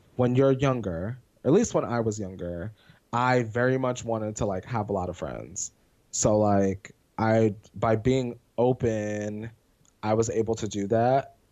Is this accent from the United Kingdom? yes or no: no; Pennsylvania, United States; moved away; I'm from Pennsylvania